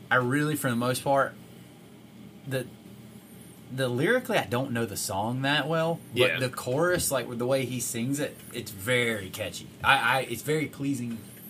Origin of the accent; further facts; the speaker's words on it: the South, United States; for us that we grew up in the South